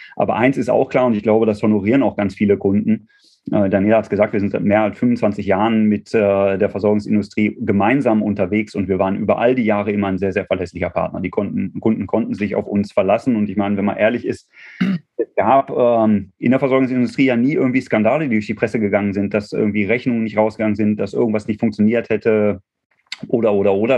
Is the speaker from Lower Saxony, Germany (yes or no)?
no; Dortmund, North Rhine-Westphalia, Germany; gebürtiger Dortmunder